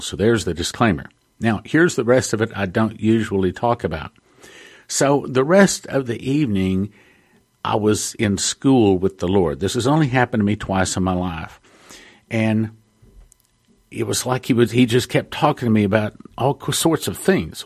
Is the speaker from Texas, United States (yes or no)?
yes; Texas, United States; I'm from Texas